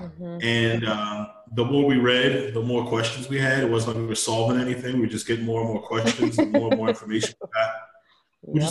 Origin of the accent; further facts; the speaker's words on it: Baltimore, Maryland, United States; Otman and I grew up in Baltimore, and West Baltimore in particular